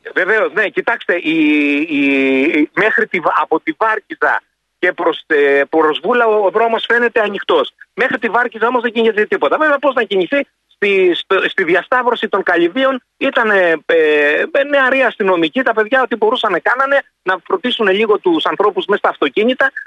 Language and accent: Greek; Neapoli, Peloponnese, Greece; now in Saronida, Greece; κατάγομαι από την Νεάπολη Λακωνία